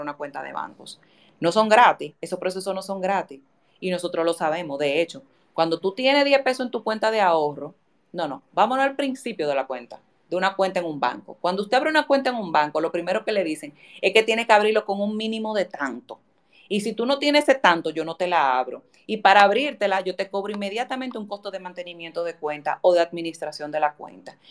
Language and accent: Spanish; Dominican Republic